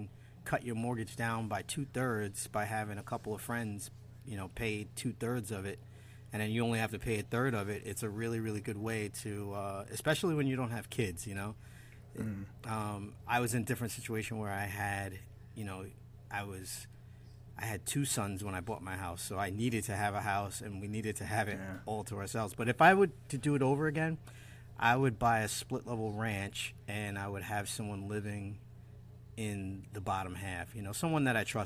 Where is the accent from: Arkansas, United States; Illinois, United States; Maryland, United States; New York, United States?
New York, United States; Long Island; I grew up out here in Long Island